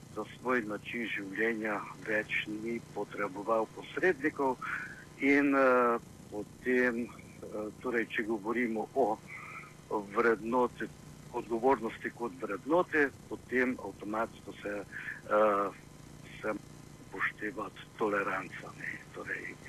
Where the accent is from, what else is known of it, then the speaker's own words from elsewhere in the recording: Slovenia; Slovenci smo